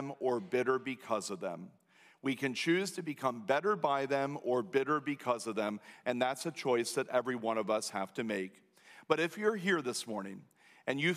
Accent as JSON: {"language": "English", "country": "United States", "said": "We as American Christians"}